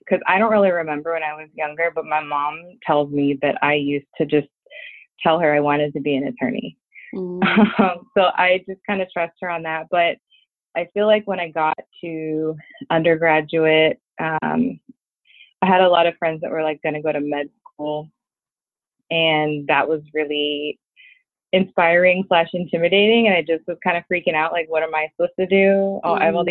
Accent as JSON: {"language": "English", "town": "Los Angeles", "region": "California", "country": "United States", "tie": "born or raised there", "also_born_or_lived": "Philadelphia", "said": "I'm an attorney, born and raised in Los Angeles"}